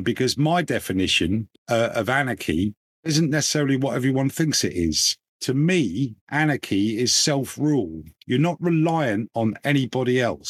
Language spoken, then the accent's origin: English; England, United Kingdom; as an Englishman